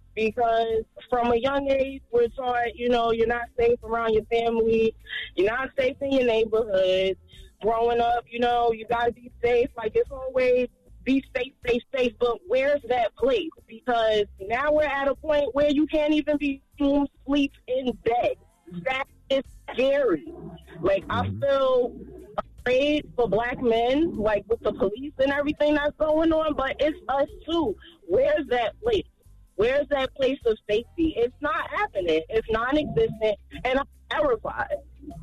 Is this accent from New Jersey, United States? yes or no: yes; New Jersey, United States; I'm from Jersey.